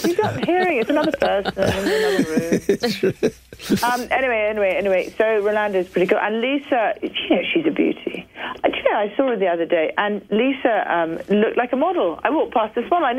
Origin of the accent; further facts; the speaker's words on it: United Kingdom; I'm back being British again.